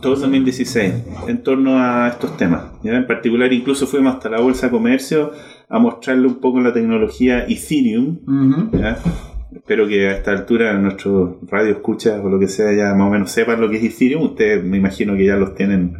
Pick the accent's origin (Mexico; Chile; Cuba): Chile; Yo soy chileno 100%